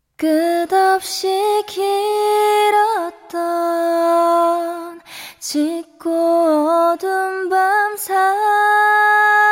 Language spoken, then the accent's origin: Korean; Gimje, North Jeolla, South Korea; moved away; 제가 어렸을 적에 시골에 살았었어요. 그래서 제가 김제에 살고